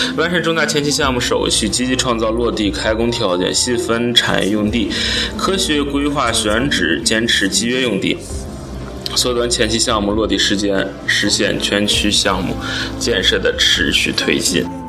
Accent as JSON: {"language": "Chinese", "town": "Baoding", "region": "Hebei", "country": "China", "said": "我们保定的地方电台，来打造我们保定人保定话"}